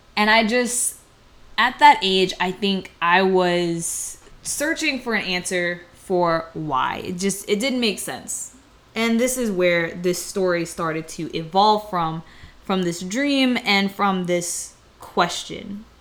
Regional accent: United States; people like myself that have been in America for so long that we don't know where we came from off the continent of Africa

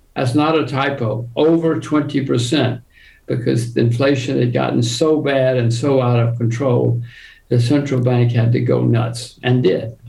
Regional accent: United States; I am an American

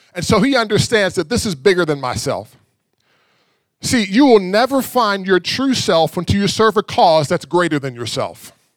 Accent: Pittsburgh, Pennsylvania, United States; now in Texas, United States; I grew up in Pittsburgh

